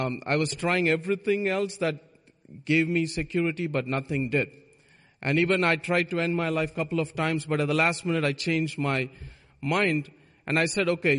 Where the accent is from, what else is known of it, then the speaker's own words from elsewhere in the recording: India; moved away; I was born in India